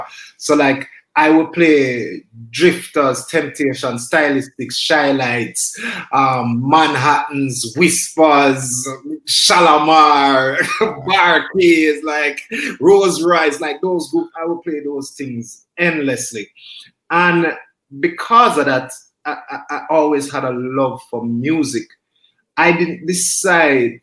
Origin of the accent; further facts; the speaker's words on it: Kingston, Jamaica; I grew up in Kingston